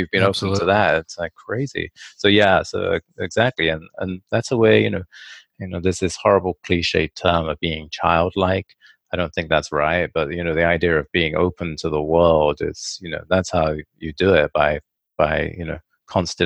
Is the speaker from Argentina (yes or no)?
no; England, United Kingdom; when I was a child, I grew up in England